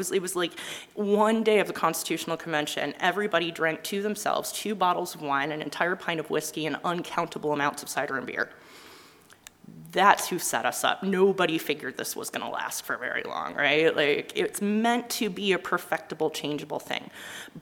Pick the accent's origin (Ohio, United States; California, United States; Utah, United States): Utah, United States; I'm from Utah